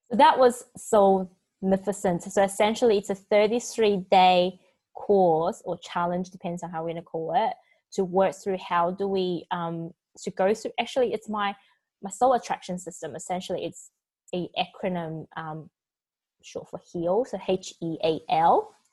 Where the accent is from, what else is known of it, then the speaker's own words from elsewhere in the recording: Taiwan; born there; also born or lived in New Zealand / Australia; Yeah, because I was born in Taiwan and I lived in New Zealand for 12 years and I lived in Australia for like 15.